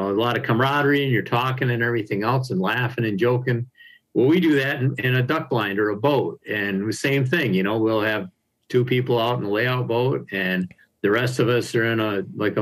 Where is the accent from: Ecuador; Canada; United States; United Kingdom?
United States; Harrison Township, Michigan; also born or lived in Upper Peninsula, Michigan; growing up in Harrison Township, in Macomb County here